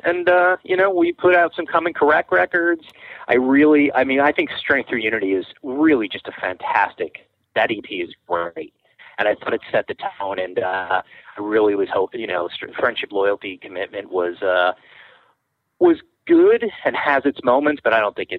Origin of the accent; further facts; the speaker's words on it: Long Island, New York, United States; also born or lived in Brooklyn; I mean, I was born in Brooklyn, you know, before, way back when, and, you know, grew up on Long Island, kind of before that whole like real scene exploded.